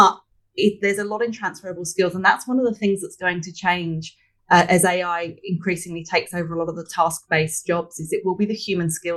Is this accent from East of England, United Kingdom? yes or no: yes; Hertfordshire, East of England, United Kingdom; moved away as an adult; also born or lived in London; now in Sydney, Australia; I grew up in Hertfordshire, just outside London in the UK. I've been here for over 20 years, but I can't shake the accent.